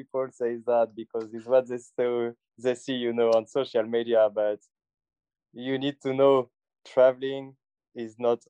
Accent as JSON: {"language": "English", "country": "France", "also_born_or_lived": "Toronto / Australia", "moved": "as an adult", "said": "I'm from France. I've been traveling for the last 6 years around the world"}